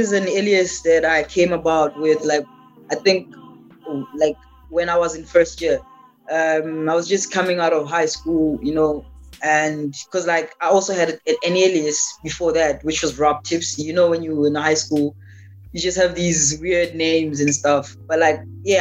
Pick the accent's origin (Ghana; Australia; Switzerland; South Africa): South Africa; as a South African musician